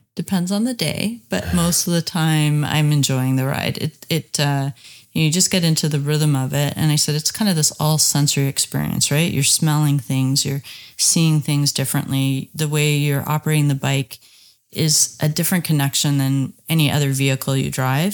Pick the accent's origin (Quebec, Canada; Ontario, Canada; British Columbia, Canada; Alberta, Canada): Ontario, Canada; Bowmanville; I'm from Bowmanville, Ontario.